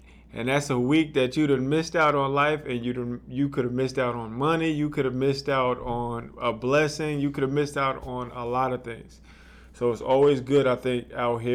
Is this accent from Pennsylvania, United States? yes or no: no; New Jersey, United States; now in Los Angeles, United States; I'm from New Jersey